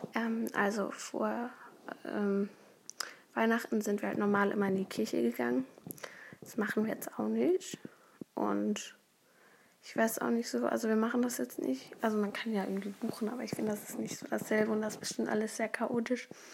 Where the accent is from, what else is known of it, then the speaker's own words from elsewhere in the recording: Berlin, Germany; Ich komme aus Berlin